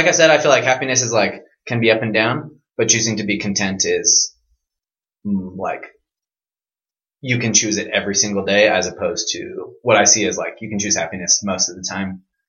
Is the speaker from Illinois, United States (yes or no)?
no; Oregon, United States; I'm from Oregon. Beautiful Pacific Northwest.